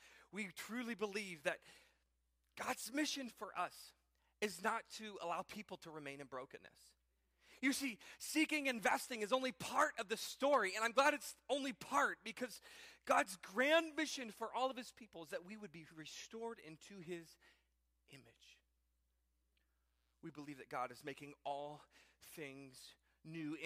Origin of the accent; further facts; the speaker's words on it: Piqua, Ohio, United States; my hometown, this small town, Piqua, Ohio